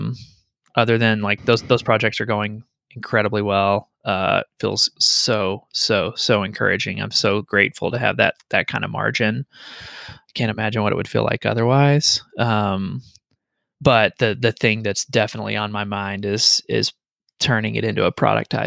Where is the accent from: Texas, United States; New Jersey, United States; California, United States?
Texas, United States; Paris; I actually grew up on Enchanted Drive in Paris, Texas.